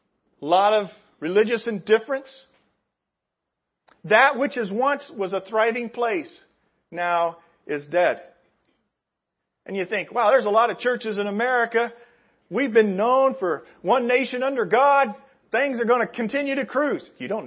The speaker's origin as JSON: {"language": "English", "town": "Indianapolis", "region": "Indiana", "country": "United States", "said": "I come from Indianapolis. Indianapolis, we were all big time on the Colts, and we follow the Colts."}